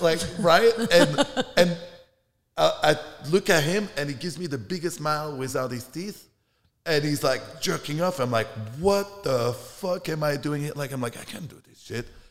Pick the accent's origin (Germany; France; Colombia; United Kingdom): France; moved away; I'm from France.